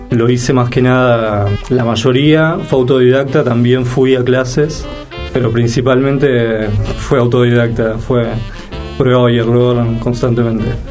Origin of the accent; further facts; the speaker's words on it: Villa Concepción, Buenos Aires, Argentina; De Villa Concepción, sí.